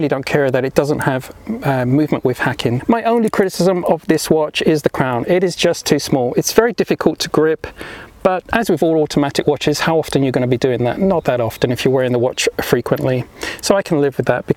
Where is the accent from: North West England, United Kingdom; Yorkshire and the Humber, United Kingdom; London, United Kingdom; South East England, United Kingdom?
London, United Kingdom; moved away; also born or lived in Europe; And although I now live in Europe, I was born and raised in London, England